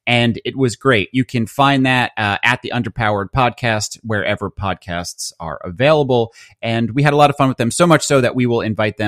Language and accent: English; New York, United States; We're from Long Island here, so every corner has a pizza shop.